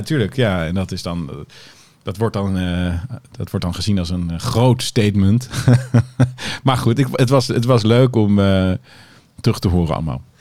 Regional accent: Haarlem, North Holland, Netherlands; Ik vond ook Haarlem, vind ik nog steeds hoor, waar ik ben opgegroeid, geen prettige regio

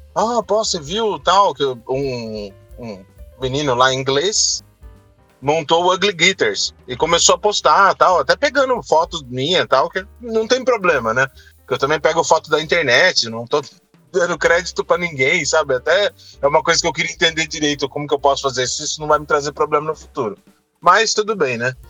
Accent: Brazil; A gente, como brasileiro

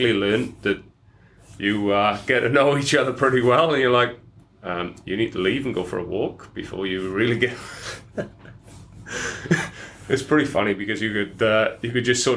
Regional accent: Welsh valleys, Wales, United Kingdom; accent: Welsh; moved away as an adult; now in Australia; I grew up in Wales

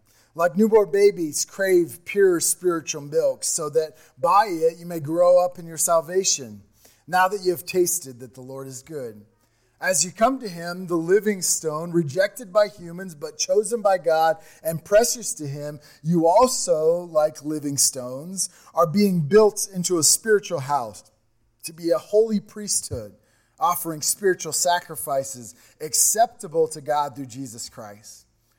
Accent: Missouri, United States; Remember, we talk about we came from Missouri, a town of 380 people.

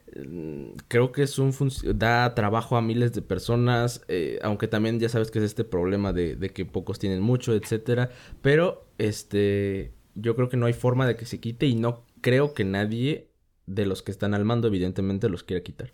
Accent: Mexico

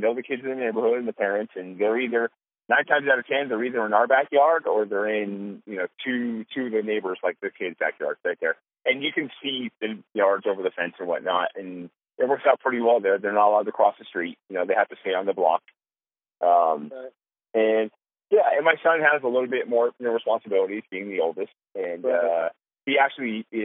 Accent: California, United States; moved away; we're from California. We have a ton of family and friends in California.

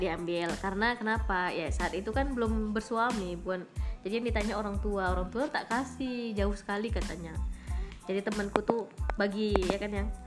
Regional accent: Medan, North Sumatra, Indonesia; moved away as an adult; now in Aceh, Indonesia; jauh dari orang tua, jauh dari kota Medan

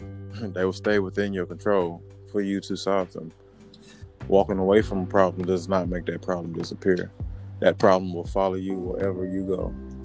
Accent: Mississippi, United States; me and you grew up, born and raised in Mississippi.

